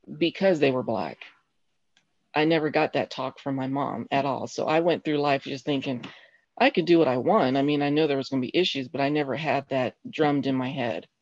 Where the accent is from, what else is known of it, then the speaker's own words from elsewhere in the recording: Colorado Springs, Colorado, United States; now in Huntsville, United States; I grew up in Colorado Springs, uh, Colorado